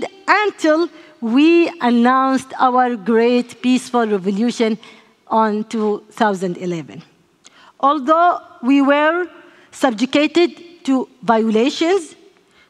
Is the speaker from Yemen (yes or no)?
yes; Yemen; I grew up in Yemen, in a family familiar with politics and law